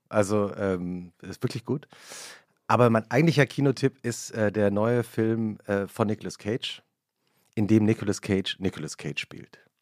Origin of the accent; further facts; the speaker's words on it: West Germany, Germany; als Westdeutscher würde ich sagen